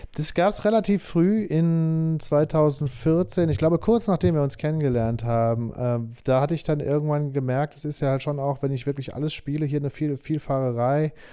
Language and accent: German; Saarbrücken, Saarland, Germany; moved away as an adult; also born or lived in Nuremberg / Berlin; now in Stuttgart, Germany; ich bin geboren, bin ich in Saarbrücken. Da bin ich geboren okay. und aufgewachsen.